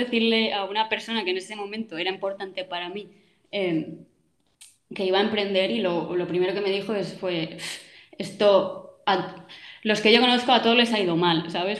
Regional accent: Mallorca, Balearic Islands, Spain; soy de Mallorca, también vivo aquí actualmente

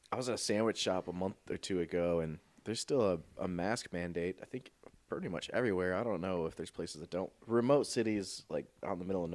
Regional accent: Michigan, United States; moved away as an adult; now in South Bend, United States; I was born and raised in Michigan. Like, I got my license here

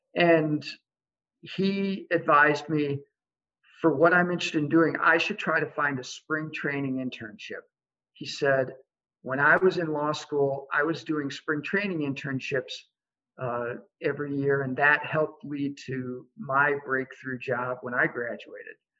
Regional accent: Iowa City, Iowa, United States; moved away as an adult; I grew up in Iowa City. Uh, so I'm back home after many years of being gone for education and career.

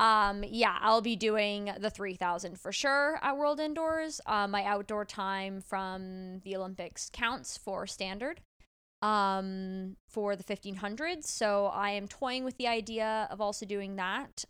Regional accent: Toronto, Ontario, Canada; I grew up in Toronto, a pretty liberal city.

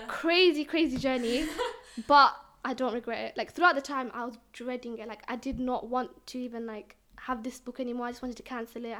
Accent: London, United Kingdom; I'm from East London.

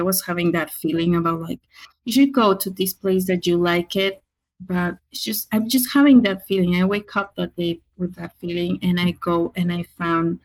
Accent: Mexico; now in Pacific Northwest, United States; I'm from Mexico, of course, but I guess Hispanic, Latina

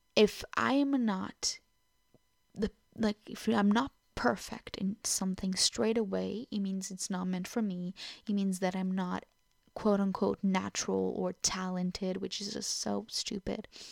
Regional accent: Portugal; first language Portuguese; English is a second language; now in Truro, United Kingdom; I am Portuguese, so it is my first language

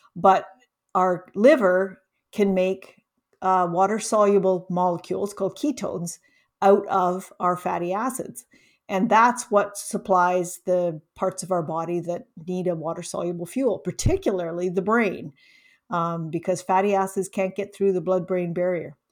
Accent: Canada; also born or lived in Ontario; I'm Canadian, I'm in, in Ontario

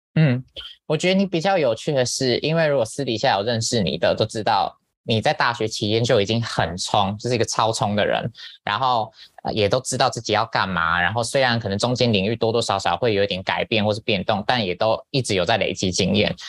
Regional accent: Taiwan; moved away; 在台湾读外文系的人

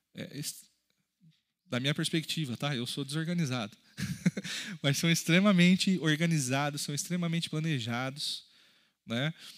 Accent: Brazil; Nós, como brasileiros, por exemplo, temos um país muito rico

